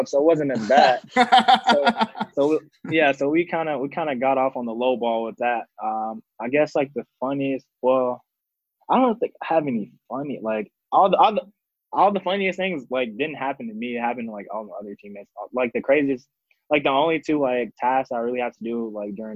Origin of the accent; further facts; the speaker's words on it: Georgia, United States; I'm from Georgia